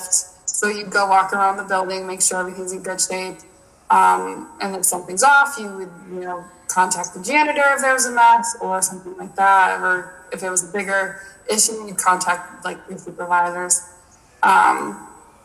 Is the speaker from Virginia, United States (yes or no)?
no; Buffalo, New York, United States; I'm from Buffalo.